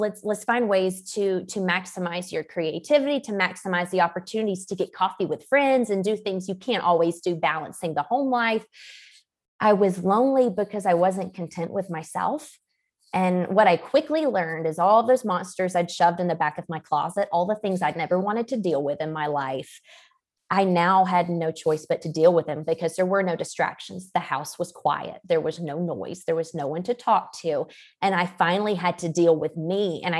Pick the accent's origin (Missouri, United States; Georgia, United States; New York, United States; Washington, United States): Georgia, United States; I come from Georgia and in the good old South, most women are married by 21, 2 or 3 kids by 25.